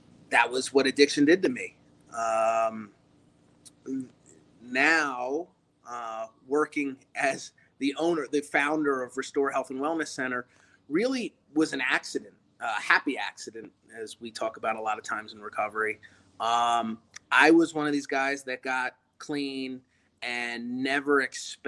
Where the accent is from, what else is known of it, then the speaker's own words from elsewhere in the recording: Baltimore, Maryland, United States; I'm originally from the Baltimore metropolitan